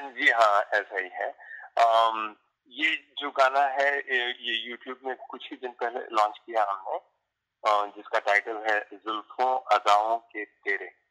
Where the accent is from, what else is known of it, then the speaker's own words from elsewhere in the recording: Mumbai, Maharashtra, India; moved away as an adult; now in Stamford, United States; मैं Samford Connecticut में रहता हूँ एंड मैं बॉम्बे का रहने वाला हूँ चेम्बूर बॉम्बे